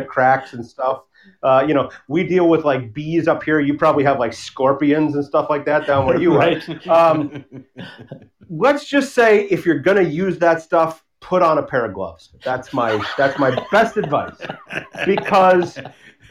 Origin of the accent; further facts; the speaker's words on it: Warroad, Minnesota, United States; My hometown of Warroad, which is Hockey Town USA